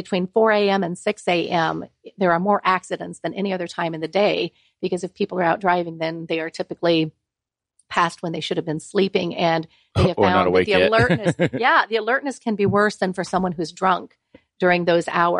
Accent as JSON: {"language": "English", "region": "Ohio", "country": "United States", "said": "I'm from Ohio"}